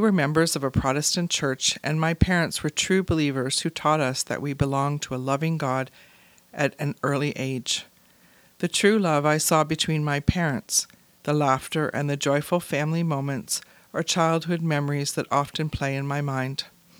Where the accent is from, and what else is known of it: Rwanda